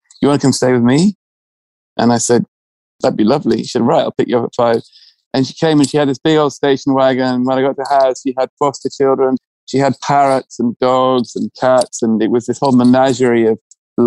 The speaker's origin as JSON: {"language": "English", "region": "England", "country": "United Kingdom"}